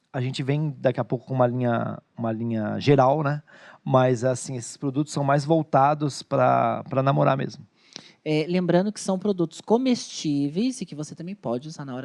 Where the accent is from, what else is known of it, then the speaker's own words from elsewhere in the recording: Bahia, Brazil; eu, eu como sou baiana, vou comer com a carajé.